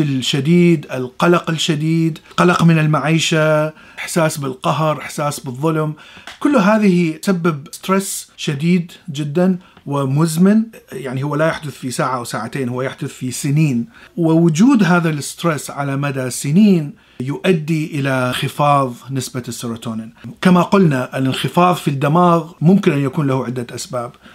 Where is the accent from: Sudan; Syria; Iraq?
Iraq; moved away as an adult; أنا من العراق وعشت حر حربين وطلعت من العراق